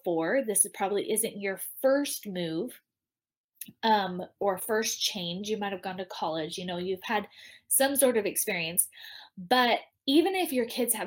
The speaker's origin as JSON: {"language": "English", "region": "Southern California", "country": "United States", "also_born_or_lived": "Idaho / Utah", "moved": "as an adult", "lives_now": "Fort Campbell, United States", "said": "I'm originally from Southern California"}